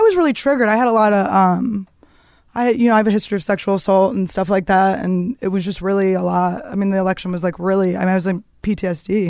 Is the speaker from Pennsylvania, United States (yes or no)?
yes; Philadelphia, Pennsylvania, United States; moved away; also born or lived in Greenpoint, Brooklyn, New York; I grew up in the suburbs of Philadelphia